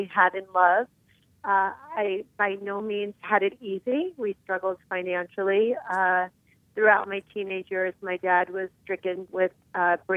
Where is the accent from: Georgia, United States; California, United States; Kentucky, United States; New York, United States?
New York, United States; New York City; I was born in Queens, New York, just outside of New York City.